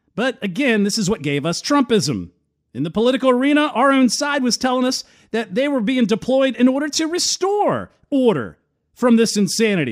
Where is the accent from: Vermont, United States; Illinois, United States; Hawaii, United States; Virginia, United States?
Virginia, United States; I'm not from California, I'm actually from Virginia